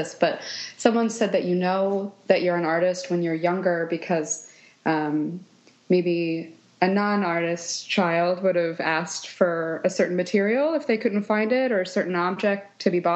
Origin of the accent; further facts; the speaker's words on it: Kansas City, Missouri, United States; also born or lived in Scottsdale, Arizona; I grew up around the Kansas City, Missouri area, and that's where I live now